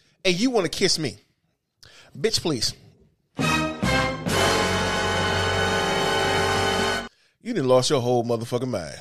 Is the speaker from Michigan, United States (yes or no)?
yes; Detroit, Michigan, United States; I'm from Southwest